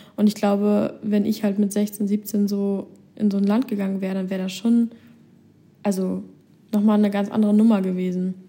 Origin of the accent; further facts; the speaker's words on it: Germany; hier als Deutsche